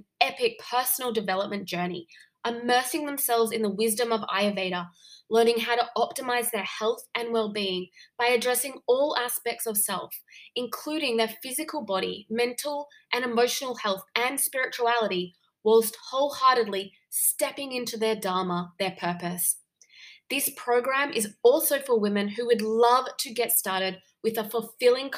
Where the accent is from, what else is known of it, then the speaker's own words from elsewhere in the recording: Gold Coast, Queensland, Australia; Surfers Paradise on the Gold Coast. I'm like, oh my gosh, that's where I'm from